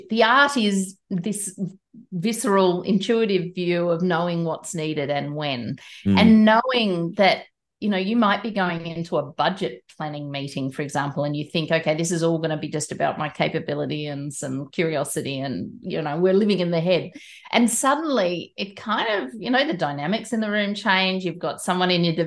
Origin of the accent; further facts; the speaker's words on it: Australia; I'm Australian, I'm not a New Zealander.